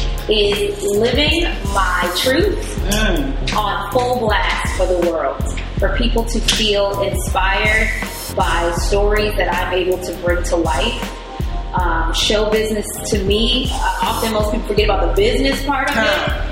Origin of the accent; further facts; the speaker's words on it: New York City, New York, United States; I am from the Boogie Down Bronx.